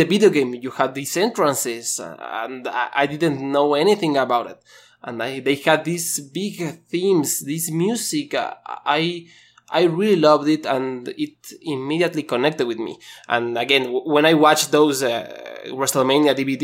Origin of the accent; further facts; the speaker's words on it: Mexico; I'm from Mexico